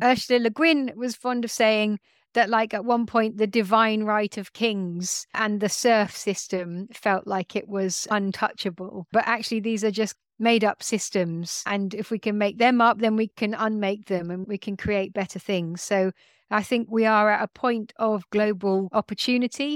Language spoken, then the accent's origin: English; London, United Kingdom; I grew up in London